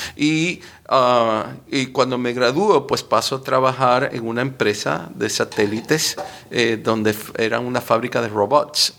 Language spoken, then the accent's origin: Spanish; Miami, Florida, United States; also born or lived in Cuba; Nací en Cuba, salimos huyéndole al comunismo. Yo tenía un año y llegamos a Miami